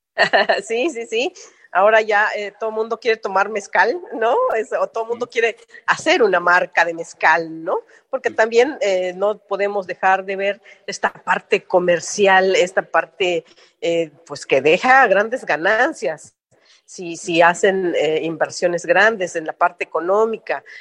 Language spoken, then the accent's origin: Spanish; Oaxaca, Mexico; ser oaxaqueña mexicana